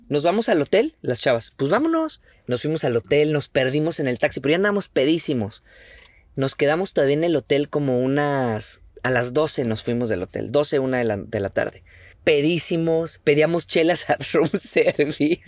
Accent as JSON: {"language": "Spanish", "country": "Mexico", "said": "como mexicano"}